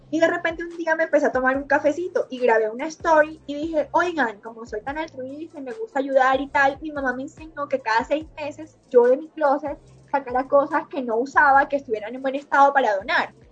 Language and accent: Spanish; Montelíbano, Córdoba, Colombia; also born or lived in Barranquilla / Medellín; Y bueno, nací en Montería, Córdoba, crecí en Montelíbano, Córdoba, viví mucho tiempo en Barranquilla, cuatro años